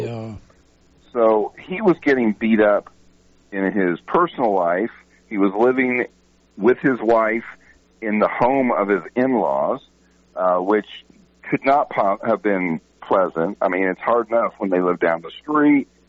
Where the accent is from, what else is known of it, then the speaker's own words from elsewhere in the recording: Texas, United States; I'm from Texas